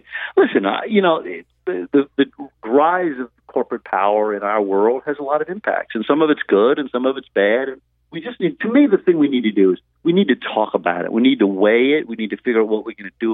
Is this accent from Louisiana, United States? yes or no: yes; Louisiana, United States; I come from Louisiana